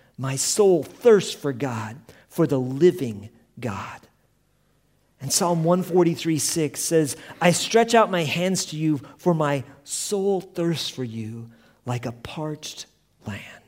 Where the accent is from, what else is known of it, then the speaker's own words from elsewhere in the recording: Colorado, United States; we come from Colorado, camping was a big part of our life